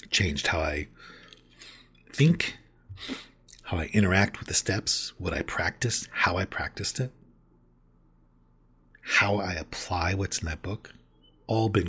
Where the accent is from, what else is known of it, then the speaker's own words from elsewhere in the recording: Mobile, Alabama, United States; now in York, United States; I'm originally from Mobile, Alabama, and did six years of recovery there. Then I found myself in York, Pennsylvania, and I've done five years of recovery there.